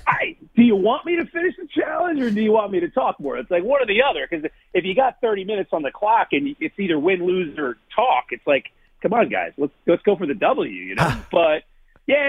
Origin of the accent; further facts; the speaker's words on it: New Jersey, United States; moved away as an adult; also born or lived in Brooklyn, New York; I'm from New Jersey. I've lived in Brooklyn for a really long